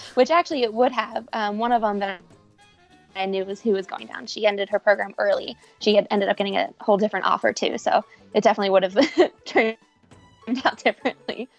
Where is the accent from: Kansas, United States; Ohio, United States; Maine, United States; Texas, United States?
Ohio, United States; Cincinnati; also born or lived in Florida; I'm from Cincinnati. My family is from here. We're all, you know, five minutes away from each other